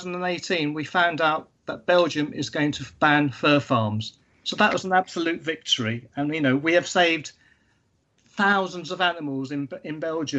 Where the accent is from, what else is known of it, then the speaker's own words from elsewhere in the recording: London, United Kingdom; also born or lived in Sri Lanka; when I was growing up in Sri Lanka and in London in the UK, I grew up in cities